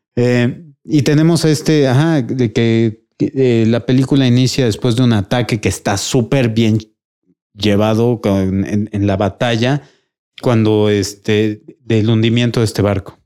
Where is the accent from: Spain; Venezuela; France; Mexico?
Mexico; Puebla; nací en Puebla